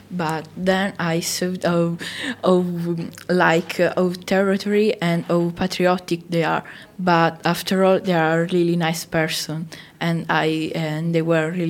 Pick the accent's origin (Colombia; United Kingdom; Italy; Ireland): Italy; Sicily; I'm from Italy.